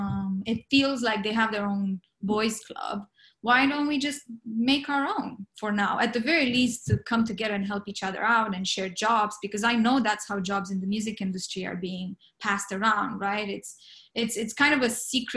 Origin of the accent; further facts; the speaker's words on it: Romania; now in Los Angeles, United States; I'm from Romania. I didn't grow up with the Western European type of thinking